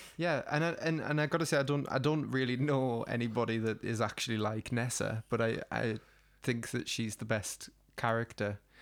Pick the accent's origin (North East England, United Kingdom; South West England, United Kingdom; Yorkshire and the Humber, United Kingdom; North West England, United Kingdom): North East England, United Kingdom; the Northeast; we're from the Northeast and we have, like, an extreme personality type